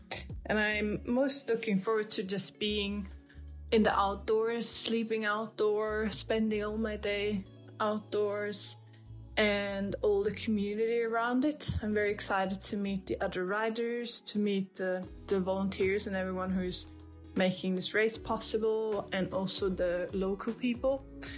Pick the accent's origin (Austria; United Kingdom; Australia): Austria; English is a second language; moved away as an adult; now in Sweden; I'm from Austria originally, and now I live in Sweden. I moved here 2.5 years ago.